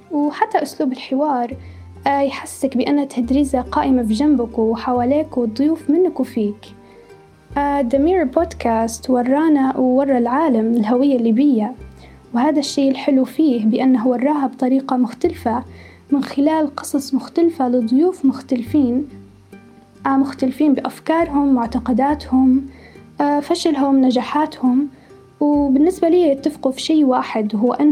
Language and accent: Arabic; Libya; أبرز الجانب الجميل والإيجابي لينا كليبيين